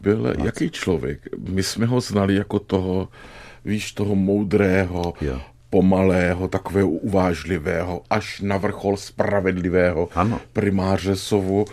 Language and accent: Czech; Brno, South Moravian Region, Czechia; já jako Brňák starý